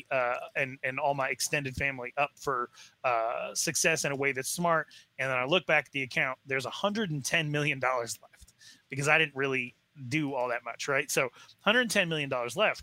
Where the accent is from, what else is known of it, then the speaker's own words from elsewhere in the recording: Wyoming-Montana border, United States; also born or lived in Arizona, United States; now in North Carolina, United States; I'm from the Wyoming-Montana border.